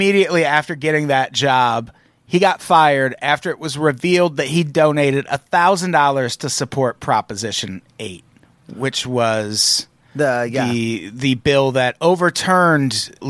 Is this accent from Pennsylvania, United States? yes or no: no; Peoria, Illinois, United States; I grew up in Peoria, Illinois, like right next to Iowa.